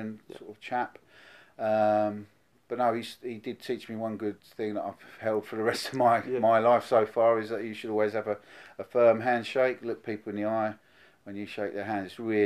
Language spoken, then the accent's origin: English; Witham, East of England, United Kingdom; I grew up in Witham